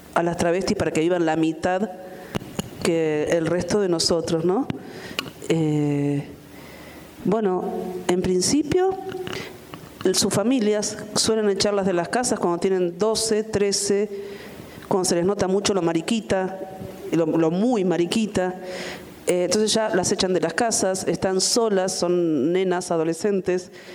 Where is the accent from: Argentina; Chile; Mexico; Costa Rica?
Argentina; mi país